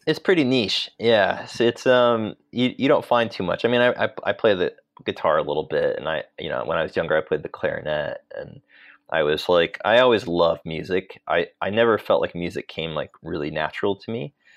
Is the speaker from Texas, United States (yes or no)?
no; Sacramento, California, United States; moved away as an adult; also born or lived in Los Angeles, United States; now in London, United Kingdom; I grew up in Sacramento, in California